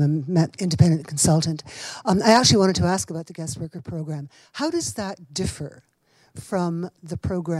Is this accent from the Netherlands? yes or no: no; Canada; moved away as an adult; now in United States; I'm Canadian.